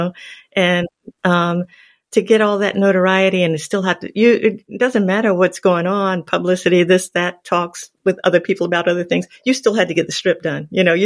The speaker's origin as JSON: {"language": "English", "area": "Long Island", "region": "New York", "country": "United States", "tie": "born or raised there", "said": "I grew up in Long Island"}